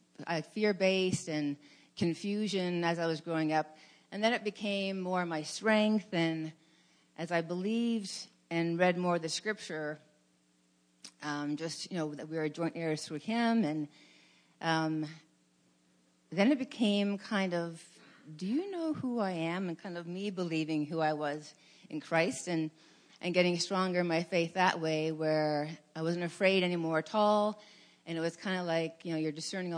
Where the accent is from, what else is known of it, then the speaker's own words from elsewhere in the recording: Hamilton, Ontario, Canada; I was raised in Hamilton Mountain